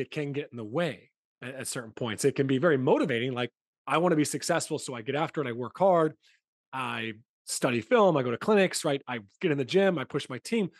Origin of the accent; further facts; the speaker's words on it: United States; moved away; I'm from the States